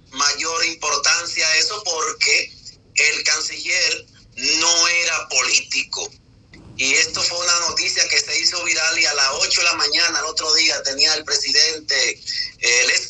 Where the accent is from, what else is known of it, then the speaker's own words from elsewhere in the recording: Dominican Republic; also born or lived in Spain; now in León, Spain; nosotros no somos un número más en la diáspora, en el exterior, lo saben lo que es la diáspora, el dominicano en el exterior. No somos un número, somos personas trabajadoras que llegamos con una maleta llena de esperanza aquí a España